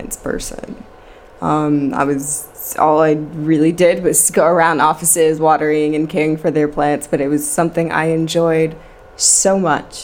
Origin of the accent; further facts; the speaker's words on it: New York City, New York, United States; moved away as an adult; also born or lived in Manhattan / Brooklyn; now in Amsterdam, Netherlands; I'm born and raised in Queens, New York